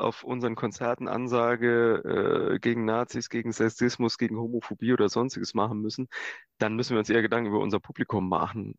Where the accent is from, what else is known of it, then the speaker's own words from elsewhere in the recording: Saarland / Gimbweiler, Germany; wir kommen ja aus dem Saarland und Kimperler ist der erste Ort in Rheinland-Pfalz. Das heißt, also die Schule haben wir weiter im Saarland besucht